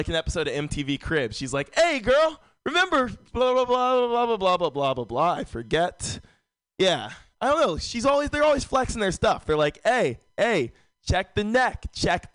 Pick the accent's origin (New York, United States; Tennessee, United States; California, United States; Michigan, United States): California, United States; San Francisco; Born and raised in San Francisco